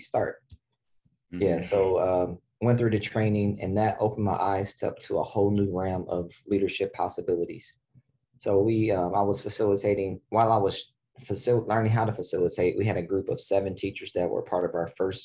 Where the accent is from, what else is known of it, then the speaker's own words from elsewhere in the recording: Columbus, Ohio, United States; Midwest guy, born and raised in Ohio, Central Ohio, still here today. So born in Columbus, Ohio